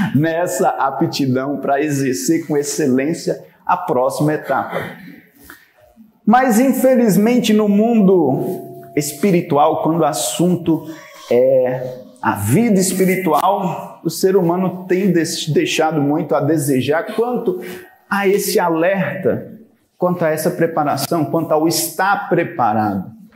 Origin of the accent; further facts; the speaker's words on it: Bahia, Brazil; Eu sou baiano